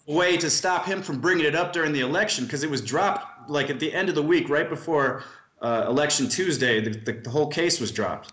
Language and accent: English; Milwaukee, Wisconsin, United States; I grew up in Milwaukee, Wisconsin